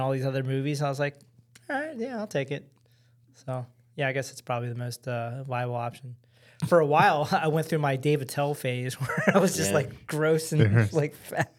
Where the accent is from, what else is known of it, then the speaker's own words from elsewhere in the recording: Baltimore, Maryland, United States; born there; I was born in Baltimore City.